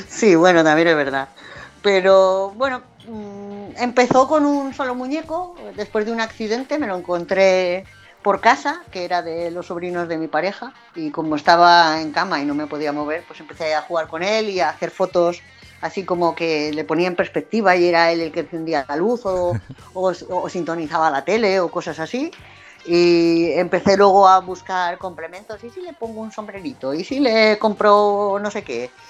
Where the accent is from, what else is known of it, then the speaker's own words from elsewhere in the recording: Community of Madrid, Spain; accent: Madrid; Pero cuando hablo en madrileño, así con mi acento de Madrid